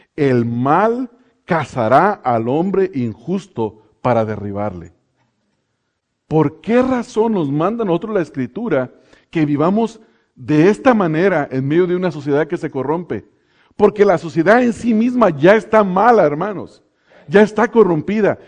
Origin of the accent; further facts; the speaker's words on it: Mexico; now in Pomona, United States; a nosotros los que nos ha tocado estar lejos de los lugares donde nacimos, eh, en México, yo me acuerdo que en mi pueblo, hermanos, había una cantina